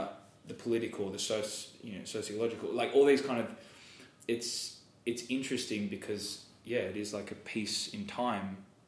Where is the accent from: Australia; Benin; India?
Australia; Americans, you use your mouth so well. Australians are very lazy.